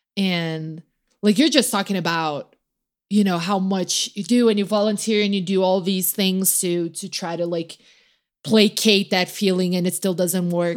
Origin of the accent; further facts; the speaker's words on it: Brazil; moved away; I grew up in Brazil